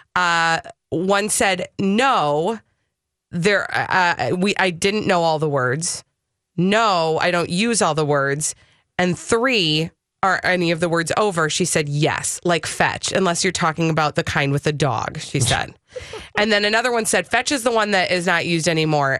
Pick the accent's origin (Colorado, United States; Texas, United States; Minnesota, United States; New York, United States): Minnesota, United States; Minneapolis; I was born and raised in Minneapolis